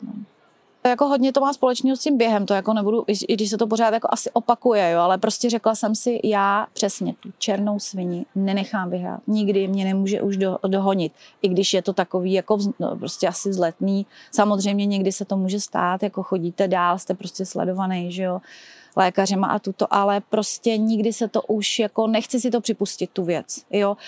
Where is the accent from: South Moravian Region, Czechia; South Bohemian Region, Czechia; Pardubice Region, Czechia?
South Bohemian Region, Czechia; České Budějovice; vyrůstala jsem, v, opravdu je to kousek tady v Kubatově ulici, kde přímo máme i základní školu